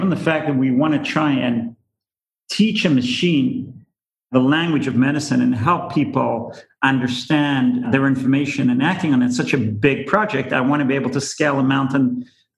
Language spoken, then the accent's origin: English; Israel; moved away as an adult; now in United States; I'm originally from Israel. I came here about 20 years ago